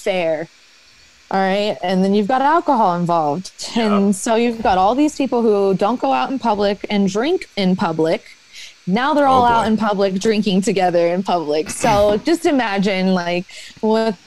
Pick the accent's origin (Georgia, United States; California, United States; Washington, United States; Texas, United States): Georgia, United States; Atlanta; moved away; also born or lived in Kentucky; I grew up in Atlanta